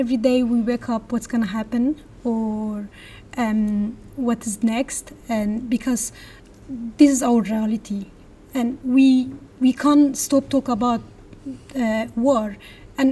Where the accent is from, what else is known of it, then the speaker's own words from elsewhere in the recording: Turkish Kurdistan, Turkey; moved away as an adult; now in United Kingdom; I'm from Kurdistan, part of Turkey, as you mentioned. All my life was like, I grew up under war.